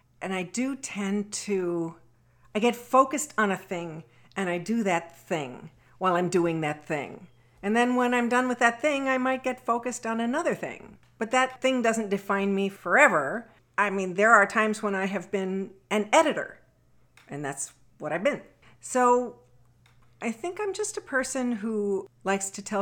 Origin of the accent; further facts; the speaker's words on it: DeKalb, Illinois, United States; also born or lived in Lawrence, Kansas; I grew up in DeKalb, Illinois.